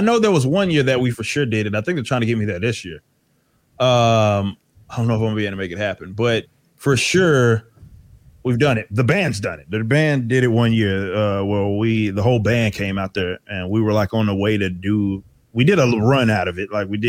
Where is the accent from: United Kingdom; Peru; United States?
United States; Dallas, Texas; Yeah. I'm from Dallas.